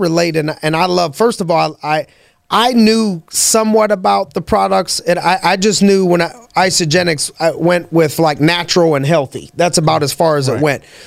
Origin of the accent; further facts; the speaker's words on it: Youngstown, Ohio, United States; I'm from Youngstown